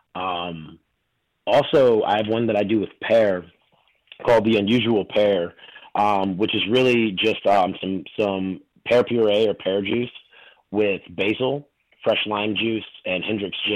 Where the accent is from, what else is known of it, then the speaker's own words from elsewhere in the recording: North Carolina, United States; moved away as an adult; also born or lived in New York / Chicago; now in Miami, United States; I grew up in North Carolina